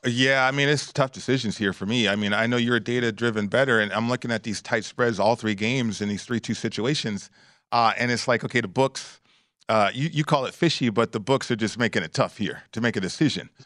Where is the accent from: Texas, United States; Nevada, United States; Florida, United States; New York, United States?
Nevada, United States; Las Vegas; growing up in Vegas